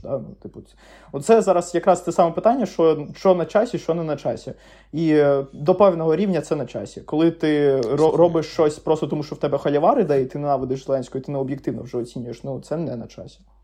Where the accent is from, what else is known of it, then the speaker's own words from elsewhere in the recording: Crimea, Ukraine; moved away as an adult; also born or lived in Lviv; я сам з Криму